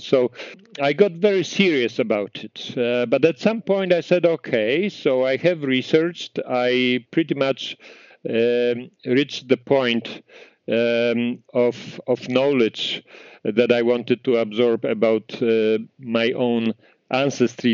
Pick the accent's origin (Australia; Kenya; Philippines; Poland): Poland; moved away as an adult; now in Canada; I grew up in Poland in a small town.